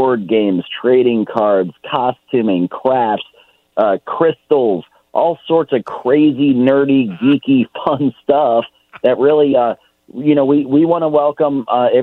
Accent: Richmond, Virginia, United States; I was born and raised here in Richmond, and so my heart really does belong right here in River City.

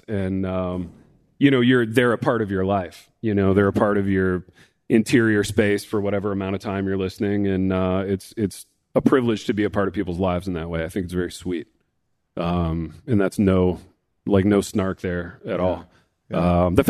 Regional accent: Midwest, United States; I'm Midwestern.

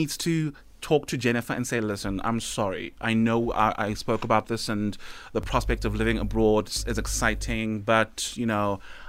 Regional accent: South Africa; especially as a South African

